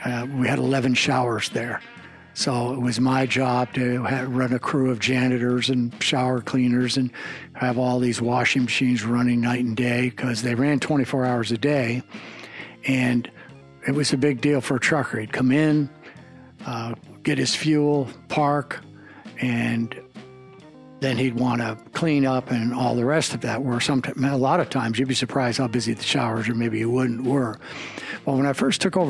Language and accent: English; El Paso, Texas, United States; moved away; ever since I moved away from El Paso